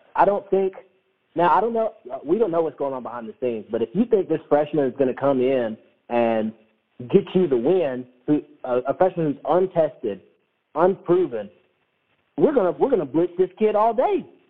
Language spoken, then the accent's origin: English; North Georgia, United States; I'm from North Georgia